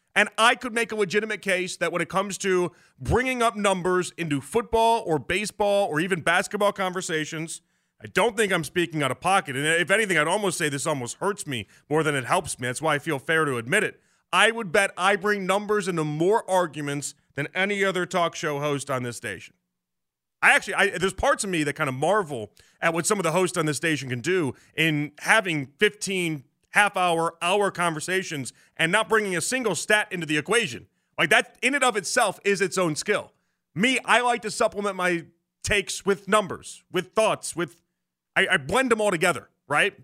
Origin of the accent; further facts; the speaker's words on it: Chicago, Illinois, United States; moved away; So I'm from Beverly, the really, like the really Irish neighborhood